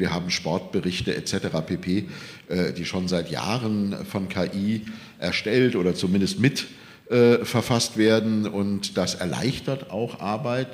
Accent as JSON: {"language": "German", "country": "Germany", "said": "sind wir Deutsche"}